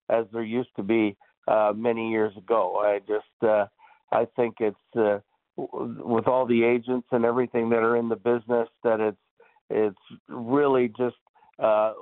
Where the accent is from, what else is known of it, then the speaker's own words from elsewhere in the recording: Toronto, Ontario, Canada; growing up in Toronto, playing for the Leafs